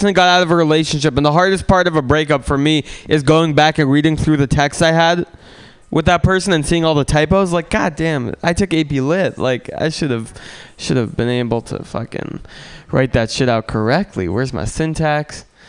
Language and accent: English; San Francisco, California, United States; I grew up in San Francisco, and I used to be into cars when I was growing up.